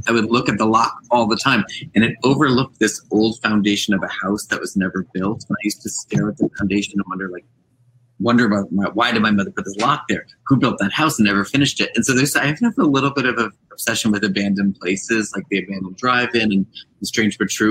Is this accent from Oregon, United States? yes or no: no; Monroe, Connecticut, United States; my hometown bookstore, the, the bookstore in the town where I grew up